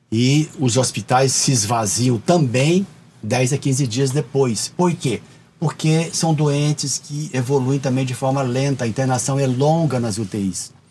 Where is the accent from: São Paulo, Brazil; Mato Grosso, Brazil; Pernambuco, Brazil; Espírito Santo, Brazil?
São Paulo, Brazil; Mogi Mirim; Sou de Mojimirim.